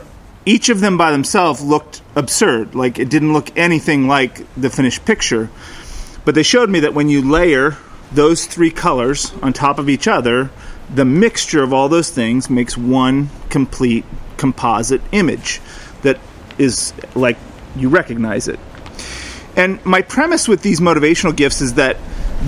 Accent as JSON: {"language": "English", "area": "the Northwest", "region": "Pacific Northwest", "country": "United States", "tie": "born or raised there", "moved": "yes", "said": "we grew up in the Northwest"}